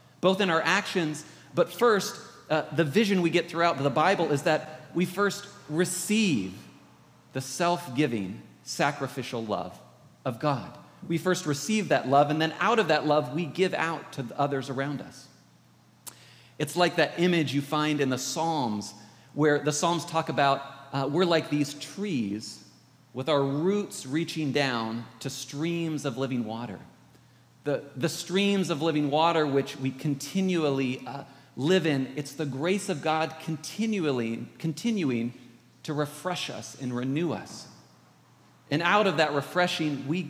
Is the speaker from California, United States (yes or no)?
yes; California, United States; I'm from California